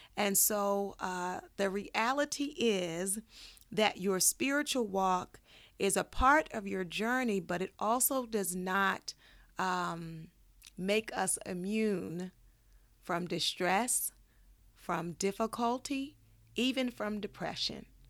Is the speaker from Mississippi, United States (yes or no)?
no; Baltimore, Maryland, United States; now in Los Angeles, United States; I grew up in Baltimore